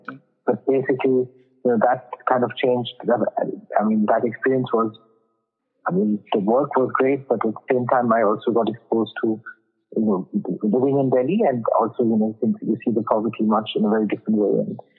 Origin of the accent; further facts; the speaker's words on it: Germany; So I was born and brought up in Germany. I went to school here, then studied in France